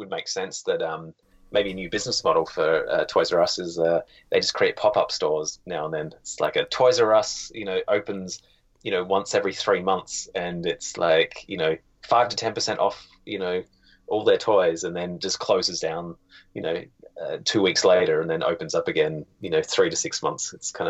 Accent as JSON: {"language": "English", "country": "Australia", "tie": "born or raised there", "lives_now": "Canada", "said": "I was, 30 years in Australia. And then I just went out, did my most Australian accent just then."}